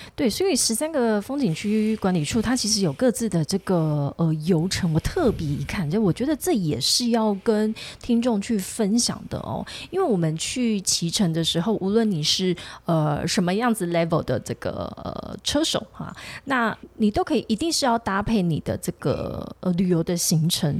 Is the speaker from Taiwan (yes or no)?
yes; Tainan, Taiwan; 我是台南人